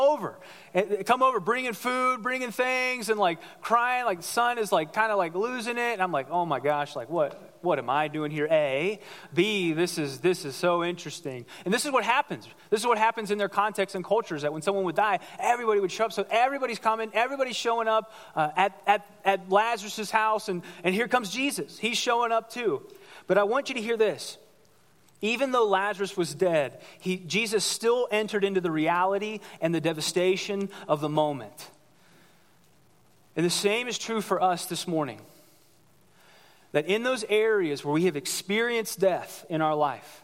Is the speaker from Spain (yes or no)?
no; United States; I grew up here in the United States. I grew up in America